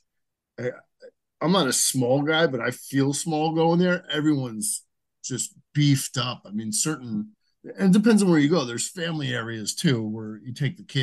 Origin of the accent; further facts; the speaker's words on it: Edison, New Jersey, United States; I'm from New Jersey, and I'm still here. Yeah, I grew up in Edison on the border of Woodbridge